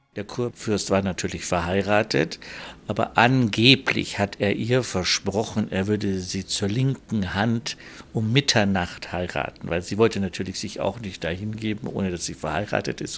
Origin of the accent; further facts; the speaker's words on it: Landshut, Bavaria, Germany; accent: German with a Bavarian accent; also born or lived in Munich; ich bin zwar in München erzogen worden und in Landshut, ich bin geboren aus Landshut in Niederbayern